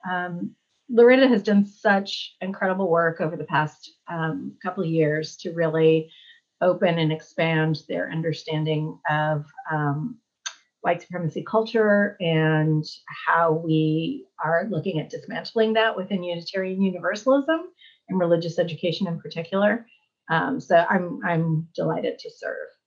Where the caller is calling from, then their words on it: Charlottesville, Virginia, United States; I'm joining you from Charlottesville, Virginia.